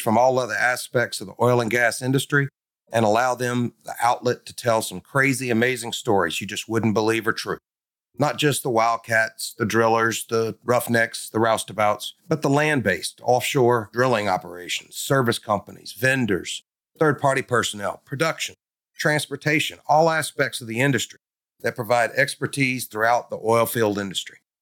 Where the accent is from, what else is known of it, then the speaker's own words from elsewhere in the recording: North Louisiana, United States; I'm from North Louisiana